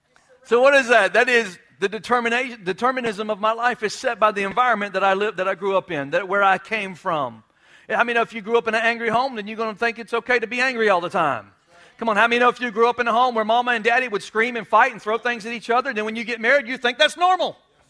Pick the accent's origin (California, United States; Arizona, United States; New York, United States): New York, United States; Well, that's how we roll in South Florida. I'm a Yankee. I'm a rebel. I'm from New York. I'm from New York.